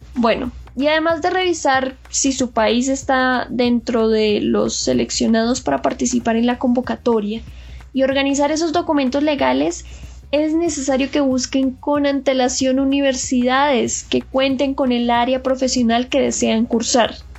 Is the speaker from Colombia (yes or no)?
yes; Colombia; moved away as an adult; now in South Korea; yo que soy de Colombia